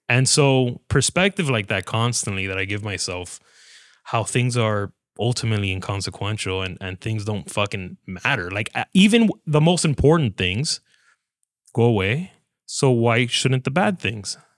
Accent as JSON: {"language": "English", "town": "Hialeah", "region": "Florida", "country": "United States", "tie": "born or raised there", "said": "Born and raised in Hialeah, Florida"}